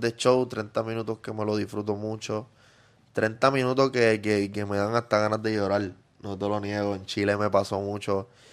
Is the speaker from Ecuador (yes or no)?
no; Yabucoa, Puerto Rico; Yo empecé en mi pueblito humilde en Yabucoa, allá en el campo